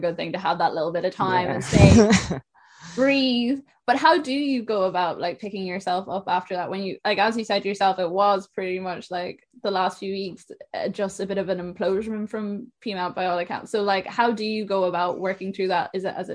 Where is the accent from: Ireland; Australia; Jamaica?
Ireland; Sligo, Connacht; I'm from Sligo